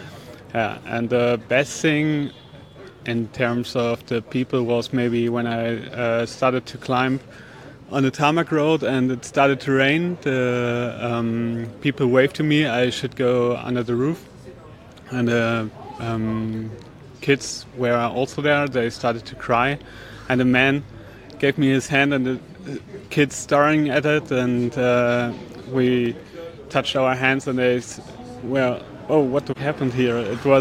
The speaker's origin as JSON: {"language": "English", "country": "Germany", "second_language": "English", "said": "from Germany."}